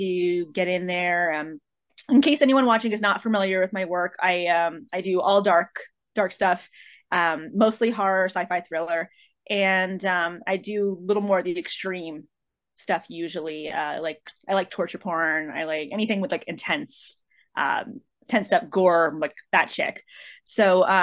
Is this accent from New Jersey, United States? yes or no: yes; Medford, New Jersey, United States; now in Los Angeles, United States; I'm originally from Medford, and now living in Los Angeles.